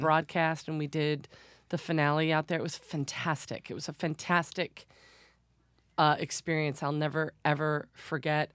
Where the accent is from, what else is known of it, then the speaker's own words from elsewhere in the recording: Detroit, Michigan, United States; moved away as an adult; now in New York City, United States; I'm from Detroit